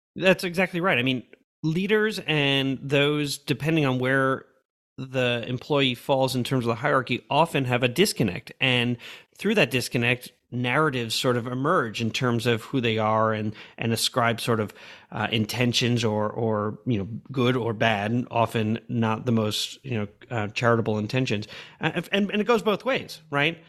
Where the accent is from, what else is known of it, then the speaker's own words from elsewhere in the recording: New York, United States; moved away as an adult; also born or lived in Madrid, Spain / Oakland, California / Missouri; I grew up in New York, but I really grew up as an adult